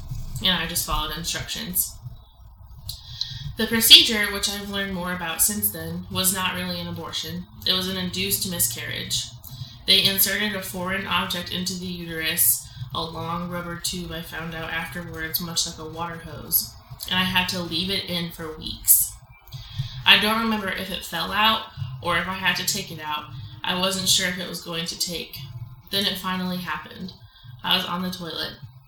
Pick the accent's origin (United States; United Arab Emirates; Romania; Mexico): Mexico; I grew up in Mexico, where abortion is illegal and very stigmatized.